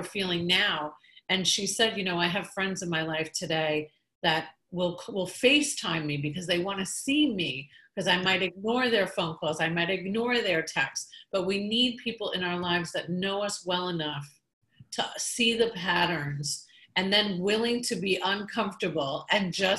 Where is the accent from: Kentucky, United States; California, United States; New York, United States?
New York, United States; I'm from New York